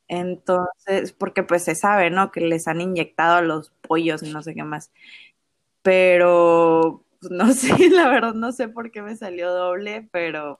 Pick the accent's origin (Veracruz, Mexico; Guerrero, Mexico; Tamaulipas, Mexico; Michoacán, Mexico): Tamaulipas, Mexico; Ciudad Mante; born or raised there